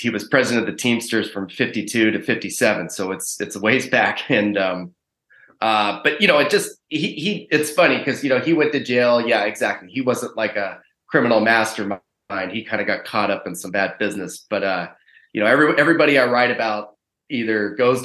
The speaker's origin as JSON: {"language": "English", "region": "Pacific Northwest", "country": "United States", "tie": "born or raised there", "said": "I grew up in the Pacific Northwest, and I went to college at the University of Washington"}